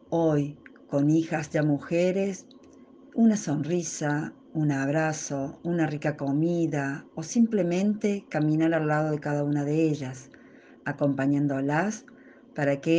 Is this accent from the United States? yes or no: no; Córdoba, Argentina; de Córdoba, Argentina, esposa y madre de dos hijas ya mujeres.